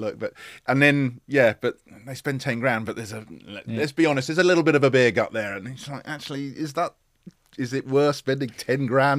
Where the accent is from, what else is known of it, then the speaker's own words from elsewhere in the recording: London, United Kingdom; I grew up in Northwest London. Suburbs of London. Very unexciting. I wish I lived by the sea.